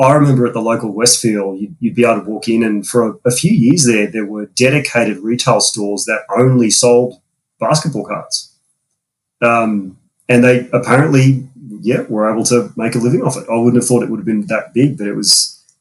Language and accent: English; Sydney, New South Wales, Australia; also born or lived in United States; I'm an Aussie born and bred. Family's from Australia. I live in Sydney all my life